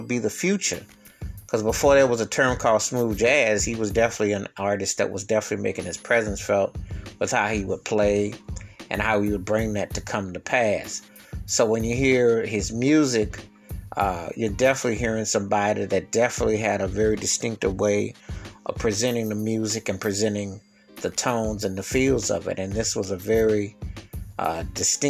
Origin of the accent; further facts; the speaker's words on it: Buffalo, New York, United States; my hometown of Buffalo, New York